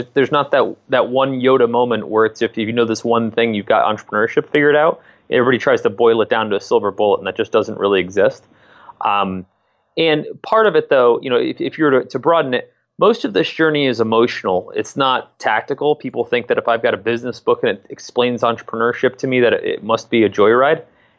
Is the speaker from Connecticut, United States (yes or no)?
yes; Connecticut, United States; now in Columbus, United States; And I'm not from Columbus myself. I grew up in Southern Connecticut, and I came out to go to school here in my second year at the Ohio State University.